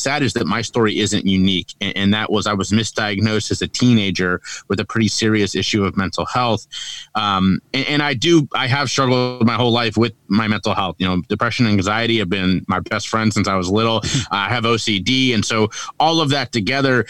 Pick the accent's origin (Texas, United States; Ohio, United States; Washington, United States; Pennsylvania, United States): Ohio, United States; Cincinnati; now in Charleston, United States; I'm from Cincinnati, Ohio, born and raised there. I currently live in Charleston, South Carolina